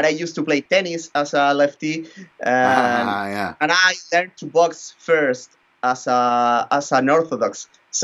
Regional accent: northern Chile, Chile; Then I went back to my hometown. I live in a very small town here in the north of Chile

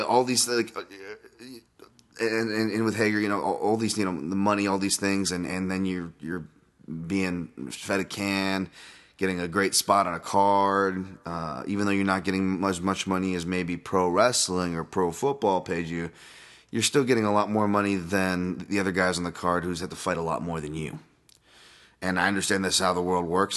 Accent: Hawaii, United States; being Hawaiian

